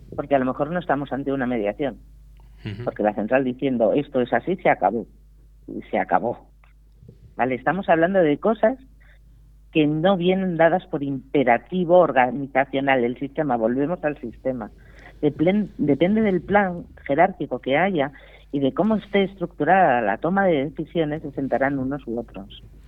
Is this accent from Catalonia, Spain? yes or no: yes; Priorat, Catalonia, Spain; un maravilloso vino de mi tierra